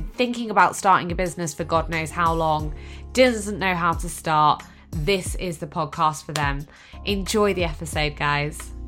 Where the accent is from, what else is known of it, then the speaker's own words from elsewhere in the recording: Exeter, South West England, United Kingdom; I am originally from Exeter in Devon